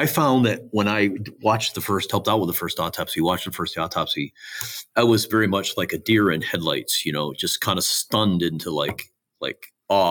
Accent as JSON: {"language": "English", "region": "Michigan", "country": "United States", "tie": "born or raised there", "said": "my home state here, Michigan"}